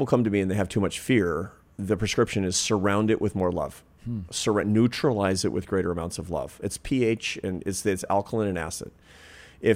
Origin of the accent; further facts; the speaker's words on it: Pacific Northwest, United States; So when I was a kid, for example, growing up in the Pacific Northwest, in the 1970s, there was deep fear of serial killers, cults.